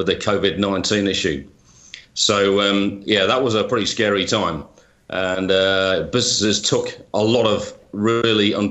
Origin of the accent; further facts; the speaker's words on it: United Kingdom; moved away; as you can probably tell by my accent, I'm originally from the UK